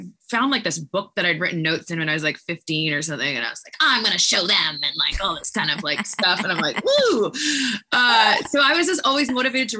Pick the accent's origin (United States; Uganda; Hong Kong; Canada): Canada; Victoria, British Columbia; first language French; English is a second language; moved away as an adult; we're two blondes from Canada